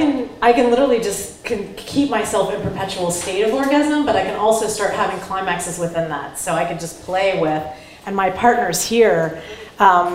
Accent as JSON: {"language": "English", "region": "Ohio", "country": "United States", "tie": "born or raised there", "said": "I grew up in Ohio. I was a farm girl"}